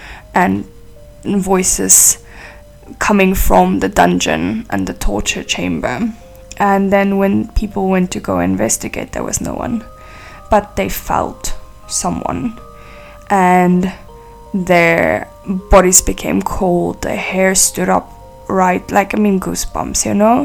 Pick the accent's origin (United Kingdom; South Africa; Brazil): South Africa; I'm from South Africa